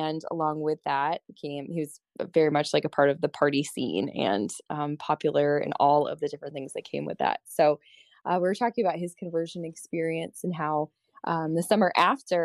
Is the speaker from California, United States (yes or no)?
no; Colorado, United States; I was originally from Colorado